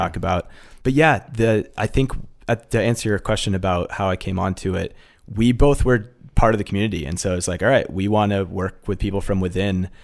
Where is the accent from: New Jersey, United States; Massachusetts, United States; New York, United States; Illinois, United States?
Massachusetts, United States; I grew up in Massachusetts, and my parents have run a day program for folks with disabilities for about forty years